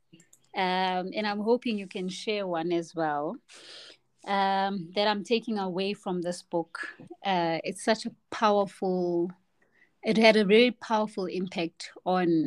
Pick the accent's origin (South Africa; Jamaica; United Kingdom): South Africa; as a South African black woman who speaks Zulu